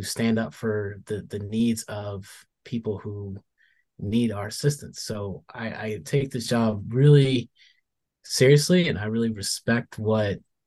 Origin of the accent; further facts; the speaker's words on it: Arizona, United States; also born or lived in Winston-Salem, North Carolina; now in Washington, United States; growing up in Arizona